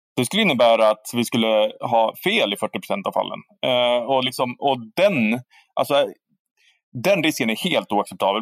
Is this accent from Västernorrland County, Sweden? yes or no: yes; Härnösand, Västernorrland County, Sweden; jag växer upp i Härnösand, som jag nu har gjort också